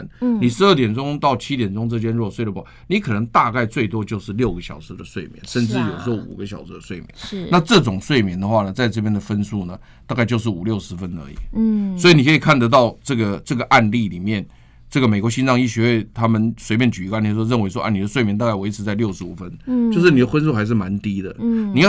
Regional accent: Taiwan; 以我们台湾人来讲啊， 嗯 我们比较客气，台湾人真的很客气啊。

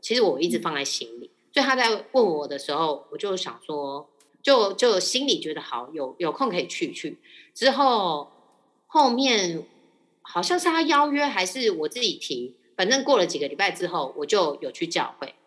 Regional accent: Taiwan; 我是，就是一般的台湾家庭，就是家里是拜拜的

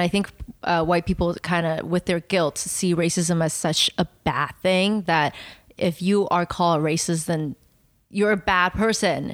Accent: Taiwan; English is a second language; moved away; one of my earliest memory was me jumping up and down on my, uh, coffee table in Taiwan

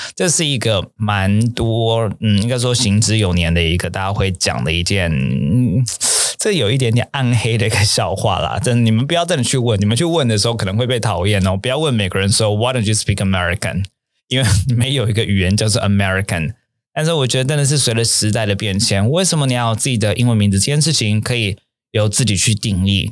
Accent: Taiwan; 明明我们是台湾人

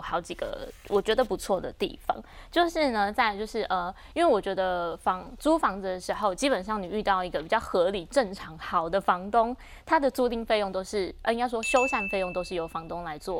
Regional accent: Keelung, Taiwan; moved away; 我也是基隆人

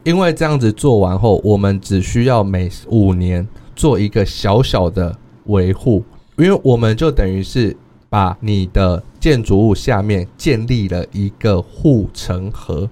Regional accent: suburbs of Taichung, Taiwan; moved away as an adult; now in Chiayi, Taiwan; 我来自于台中的郊区，我并不在市区长大

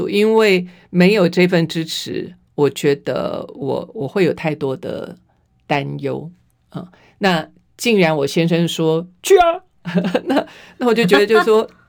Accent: Taiwan; 我生在台湾，长在台湾，心在台湾。

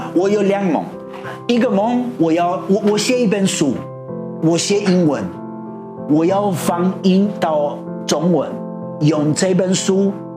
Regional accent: Argentina; Chinese is a second language; moved away as an adult; now in Taiwan; 到我出生的地方

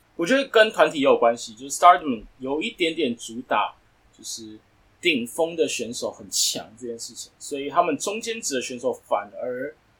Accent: Taiwan; 我们从台湾来思考

